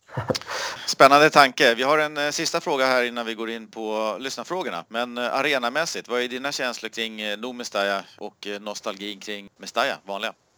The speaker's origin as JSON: {"language": "Swedish", "country": "Sweden", "said": "jag var från Sverige"}